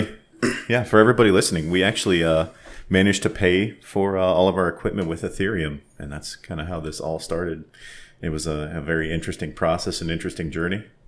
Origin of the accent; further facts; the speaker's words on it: Lyons, Colorado, United States; I was born in Lyons, raised in Lyons